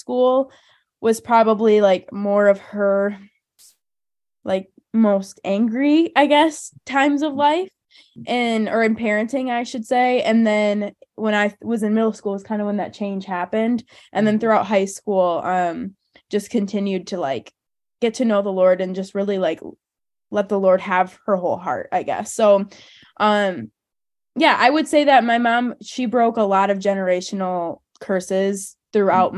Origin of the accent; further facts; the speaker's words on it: Hudsonville, Michigan, United States; we both grew up in Hudsonville, very similar upbringings